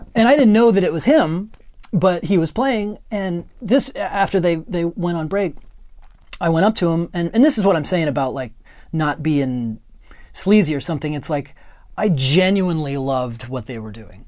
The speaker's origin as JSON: {"language": "English", "region": "Ohio", "country": "United States", "tie": "born or raised there", "also_born_or_lived": "New York", "moved": "as an adult", "lives_now": "Los Angeles, United States", "said": "I come from a little tiny town, uh, north of Columbus, Ohio."}